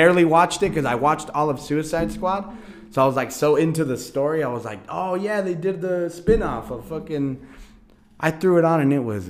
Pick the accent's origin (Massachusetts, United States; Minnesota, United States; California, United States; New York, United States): California, United States; Oxnard; we grew up in Cali. Oxnard, California, to be exact.